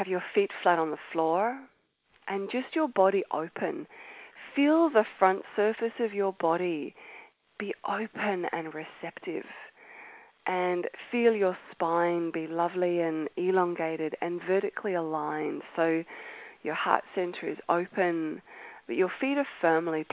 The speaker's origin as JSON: {"language": "English", "country": "Australia", "tie": "born or raised there", "accent": "Australian", "moved": "as an adult", "said": "As you can tell by my accent, I am Australian, and I was born in Australia"}